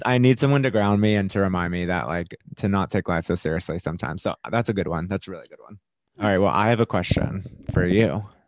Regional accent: Florida, United States; moved away; I was from Florida

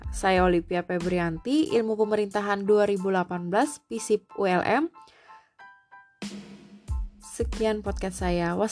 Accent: Central Kalimantan, Indonesia; contoh aplikasi yang ada di daerah aku di Kalimantan Tengah beserta penjelasannya.

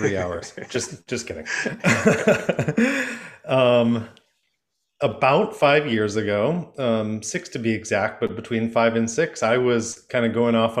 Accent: Michigan, United States; I'm from Michigan, and I grew up going to Frankenmuth

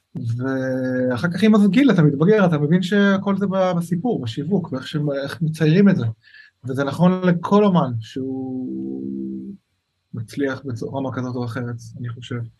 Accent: Lod, Central District, Israel; also born or lived in Shapira, Tel Aviv; now in Jaffa, Israel; אני במקור מלוד

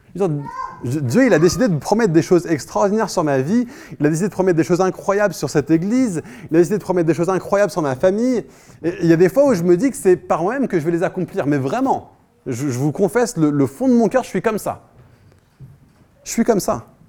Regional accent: France; now in Paris, France; en tant que Français

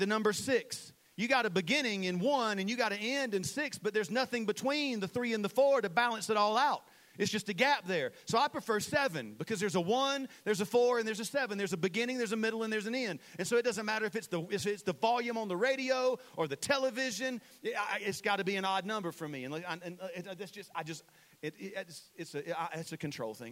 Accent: Saluda, United States; I'm from Saluda

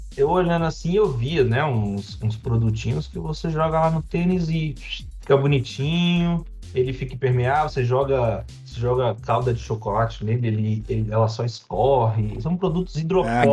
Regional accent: Brazil; E eu sou, eu sou do Brasil, eu sou pobre

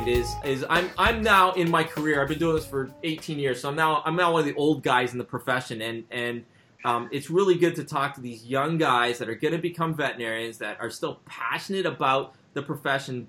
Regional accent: Canada; I'm from Canada

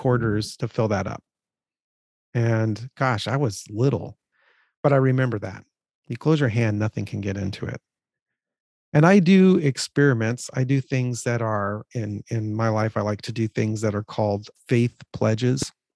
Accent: California, United States; we grew up in California

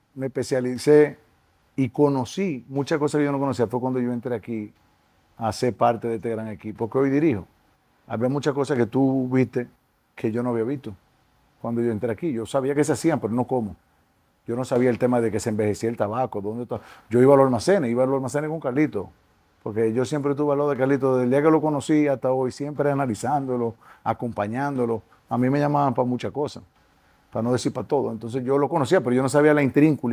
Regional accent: Dominican Republic; como dominicanos nos tenemos que sentir orgullosos

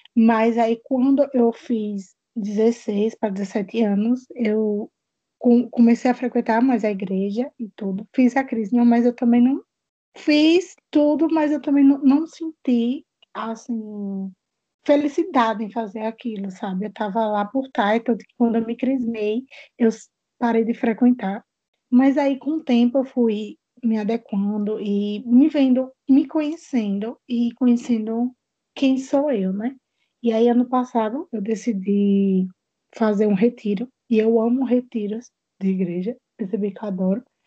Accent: Itabaiana, Sergipe, Brazil; Eu sou de Itabaiana, Sergipe

